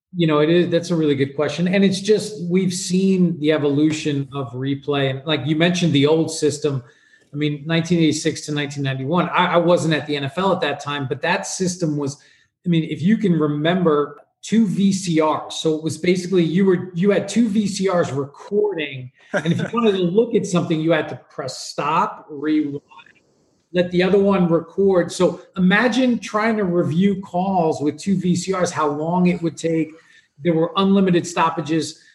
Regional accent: New York, United States; I grew up in New York

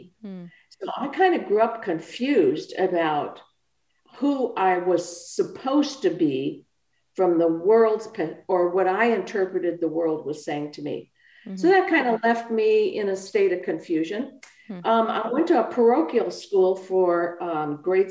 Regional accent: Milwaukee, Wisconsin, United States; I was born in Milwaukee, Wisconsin

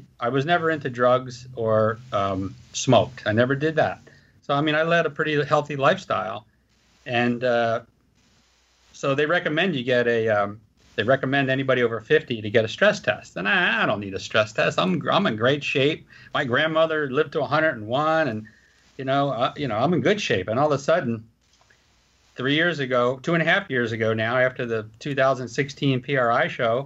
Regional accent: United States; I was from Philadelphia, New Jersey

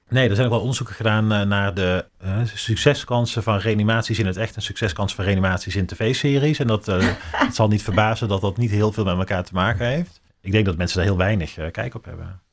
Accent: North Brabant, Netherlands; Ik kom uit Brabant

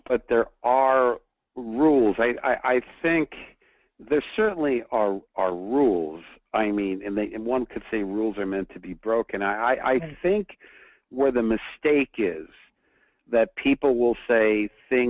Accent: New York, United States; now in Southern California, United States; I'm from New York, so I grew up driving in snow. But then now I live in Southern California

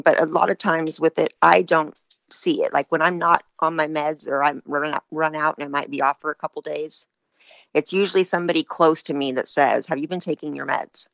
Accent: Northern California, United States; I'm from Northern California

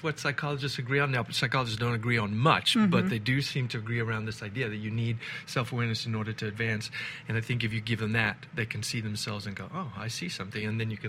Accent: South Africa; I was originally born and raised in South Africa, and my accent has since slipped away from me.

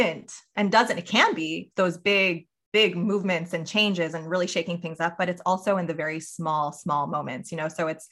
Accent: New York, United States; I grew up in New York

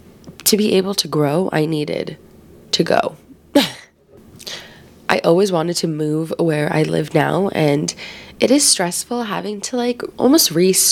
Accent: Philippines; day, especially being Filipino, because I feel like family is like such a huge thing

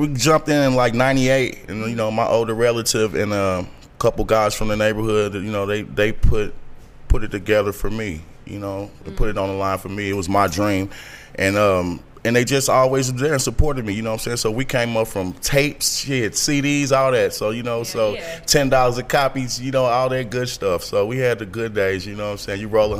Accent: Little Rock, Arkansas, United States; CEO, BallHawg Music, Little Rock, Arkansas, in Kansas City, Missouri, in the building.

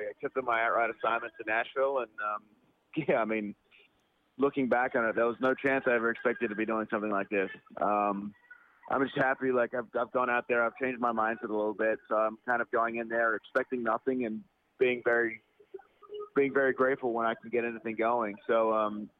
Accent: Australia; moved away; I'm Australian

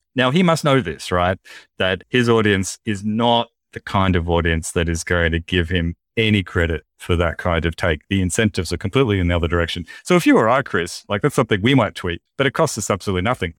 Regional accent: Australia; in Australia too, like, uh, when I was at primary school

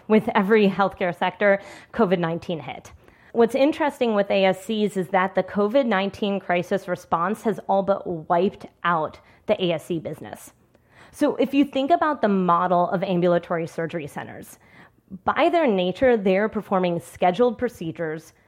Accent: Washington, District of Columbia, United States; my hometown of D C

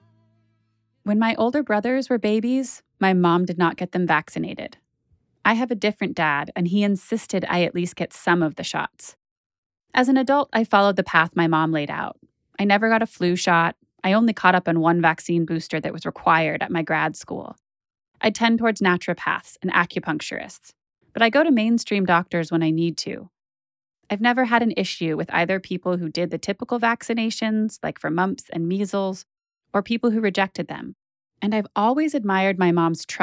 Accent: Boulder, Colorado, United States; now in New York, United States; I grew up in Boulder

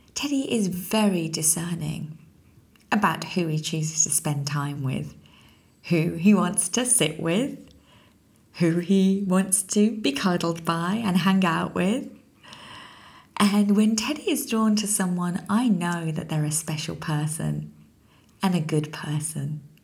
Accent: United Kingdom; also born or lived in London; as a British citizen

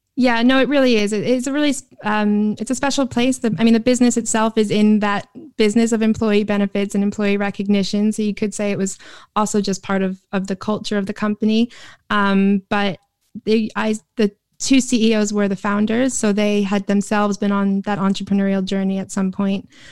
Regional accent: New York, United States; moved away as an adult; now in London, United Kingdom; I was sort of born and bred in New York

